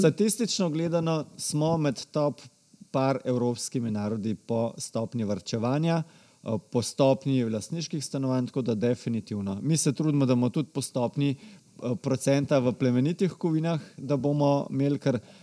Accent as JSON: {"language": "Slovenian", "country": "Slovenia", "said": "smo Slovenci"}